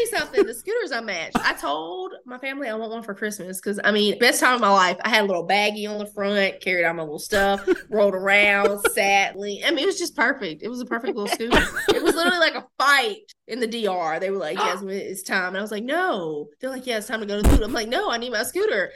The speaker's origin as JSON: {"language": "English", "region": "the South", "country": "United States", "said": "when I'm in New York, I'm like just so southern"}